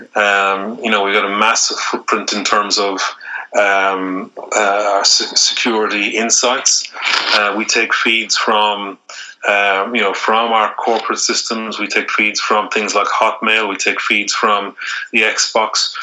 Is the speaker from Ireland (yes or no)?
yes; Ireland